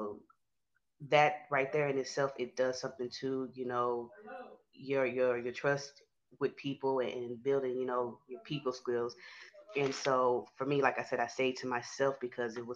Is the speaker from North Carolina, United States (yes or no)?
no; Houston, Texas, United States; I'm from Houston, Texas.